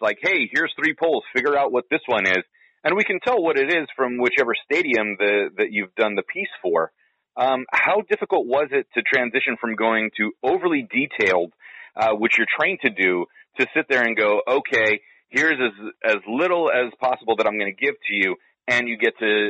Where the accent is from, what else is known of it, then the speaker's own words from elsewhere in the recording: San Francisco, California, United States; I'm originally from San Francisco